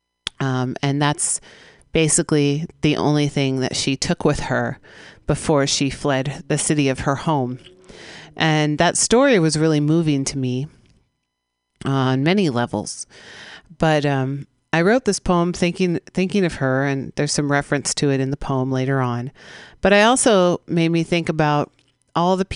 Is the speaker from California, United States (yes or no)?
yes; San Francisco, California, United States; We broadcast live from the Mission District of San Francisco, my hometown